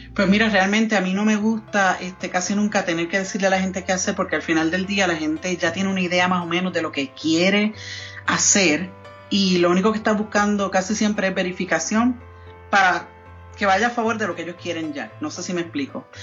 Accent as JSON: {"language": "Spanish", "country": "Puerto Rico", "tie": "born or raised there", "also_born_or_lived": "New York", "first_language": "Spanish", "moved": "as an adult", "lives_now": "Colorado Springs, United States", "said": "soy nacida y criada en Puerto Rico"}